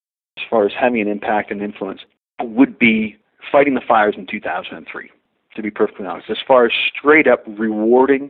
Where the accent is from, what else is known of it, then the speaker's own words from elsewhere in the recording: Victoria, British Columbia, Canada; moved away as an adult; also born or lived in Vancouver, Canada; now in Alberta, Canada; Growing up in Victoria and joining from Victoria and then later moving to Vancouver